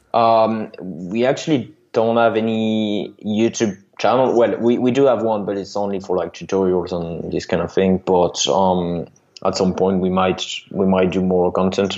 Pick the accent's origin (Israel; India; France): France; accent: French; English is a second language; you heard by my accent that I'm I'm from France